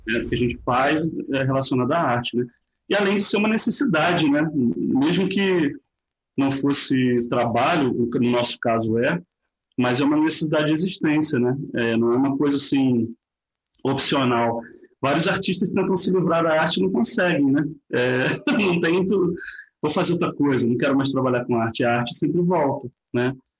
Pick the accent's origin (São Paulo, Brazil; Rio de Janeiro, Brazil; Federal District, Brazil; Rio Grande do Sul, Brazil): Rio de Janeiro, Brazil; Nova Friburgo; nasci em Nova Friburgo